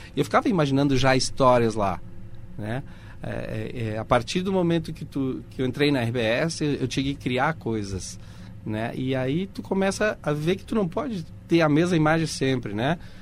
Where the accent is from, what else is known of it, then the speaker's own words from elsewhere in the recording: Porto Alegre, Rio Grande do Sul, Brazil; also born or lived in Uruguay; now in Caxias do Sul, Brazil; Ficamos cinco anos em Porto Alegre, em 79 chegamos em Caxias.